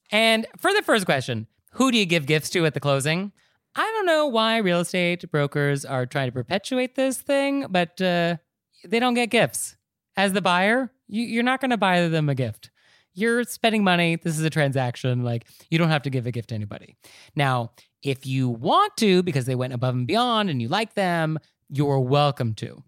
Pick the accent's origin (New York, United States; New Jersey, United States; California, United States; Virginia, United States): New York, United States; New York City; as a New Yorker